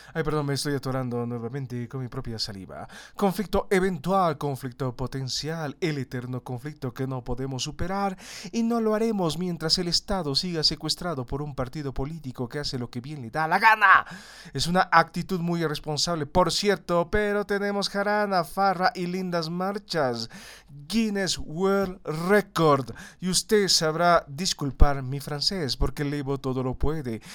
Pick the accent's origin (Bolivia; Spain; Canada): Bolivia; como los bolivianos